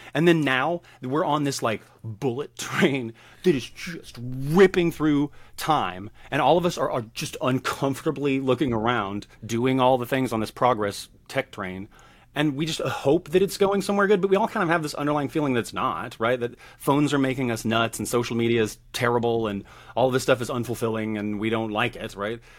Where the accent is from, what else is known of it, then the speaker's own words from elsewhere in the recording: the South, United States; I grew up in the South.